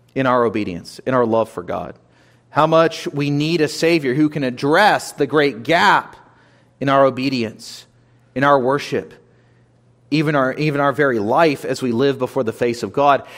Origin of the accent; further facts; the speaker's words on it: United States; we live as Christians today, as, as American citizens, citizens of the American government